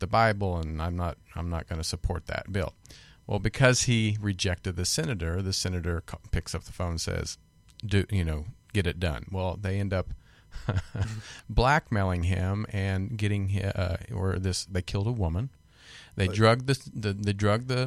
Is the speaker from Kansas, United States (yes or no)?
yes; Kansas, United States; I'm from Kansas